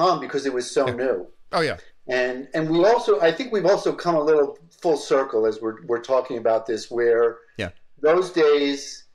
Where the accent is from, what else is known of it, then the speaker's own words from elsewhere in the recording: New York City, New York, United States; also born or lived in Massachusetts; I grew up in New York City